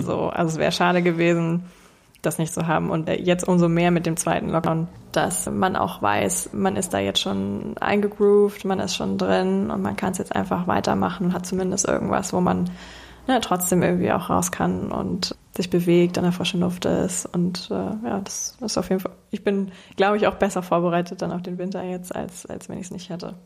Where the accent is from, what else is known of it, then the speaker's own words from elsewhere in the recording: Hamburg, Germany; ich bin 28 Jahre alt, gebürtige Hamburgerin